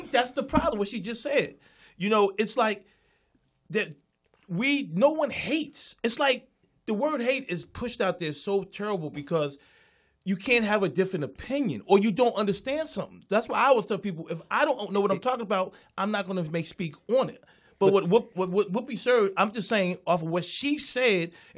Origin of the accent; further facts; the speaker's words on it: Philadelphia, Pennsylvania, United States; I was from Philly